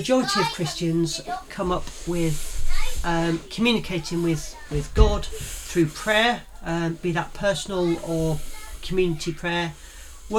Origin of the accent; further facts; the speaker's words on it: Yorkshire and the Humber, United Kingdom; accent: Yorkshire; my Yorkshire accent comes out.